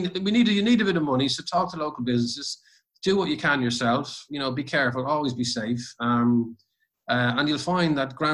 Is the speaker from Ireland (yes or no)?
yes; Ireland; when I grew up in Ireland